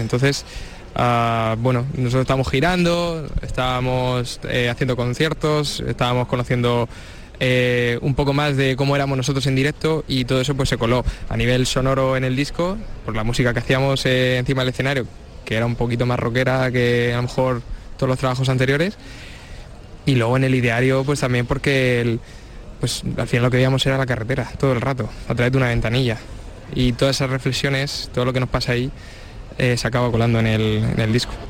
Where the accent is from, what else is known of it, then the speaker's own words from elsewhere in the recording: Cartagena, Region of Murcia, Spain; somos chavales de Cartagena, y, tampoco que hubiéramos salido mucho de ahí